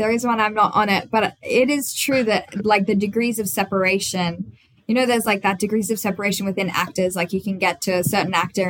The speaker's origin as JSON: {"language": "English", "country": "Australia", "accent": "Australian", "said": "I could not play Katie with an Australian accent because I learned all her lines as an American."}